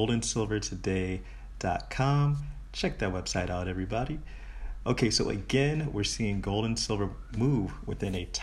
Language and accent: English; United States; I'm an American